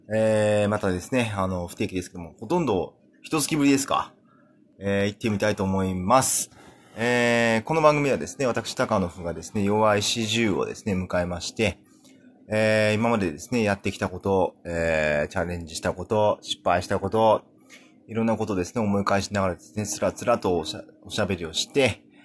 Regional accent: Kumamoto, Japan; first language Japanese; moved away as an adult; also born or lived in Kansai / United Kingdom / Tokyo; 僕はですね、生まれも育ちもですね、あの、基本的には19年間熊本市

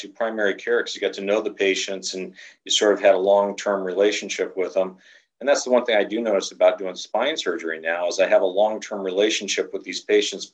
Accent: Southern California, United States; growing up in Southern California

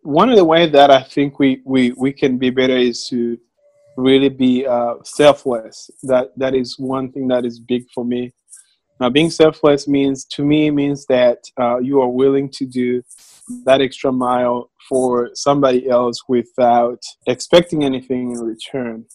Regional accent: Rwanda; moved away as an adult; now in Little Rock, United States; I uh, right now live in Little Rock, Arkansas, but I'm from Rwanda.

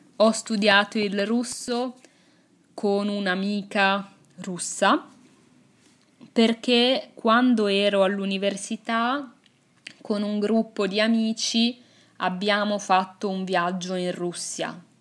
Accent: Italy; first language Italian; L'inglese l'ho imparato a scuola. Infatti, nelle scuole italiane

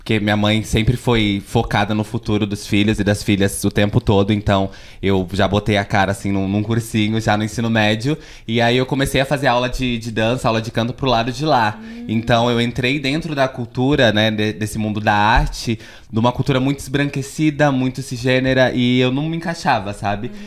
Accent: São Paulo, Brazil; Nasci e criada no Capão Redondo desde pequena. É, eu vivi por vários bairros, né? Sempre, infelizmente, até então, estamos no aluguel. Então, já morei em vários lugares. Já morei no Piraporinha, no Menininha, no Jardim Guarujá, em Valo Velho.

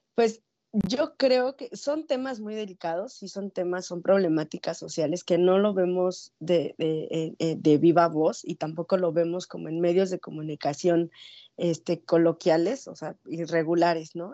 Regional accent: Mexico City, Mexico; now in Ciudad Juárez, Mexico; yo soy de la Ciudad de México y desde allá vengo persiguiendo ambulante

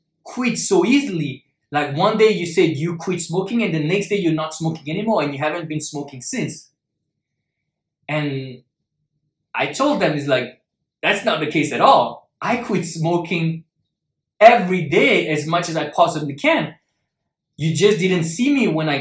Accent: Paris, Île-de-France, France; moved away as an adult; also born or lived in Shanghai, China; I'm originally from Paris

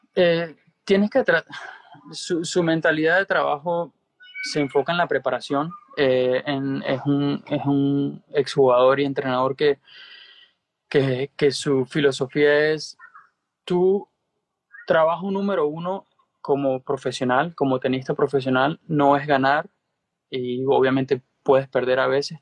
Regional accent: Venezuela; moved away; also born or lived in Spain / United States; siendo venezolano, como tú sabes, la ayuda eh, siempre vino de mi familia

